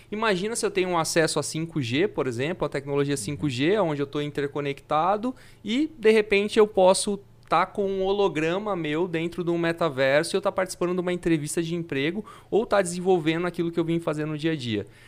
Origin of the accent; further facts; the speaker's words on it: Fernandópolis, São Paulo, Brazil; now in São José do Rio Preto, Brazil; eu sou de Fernandópolis, não sou de Rio Preto, mas faz 10 anos que eu tô aqui.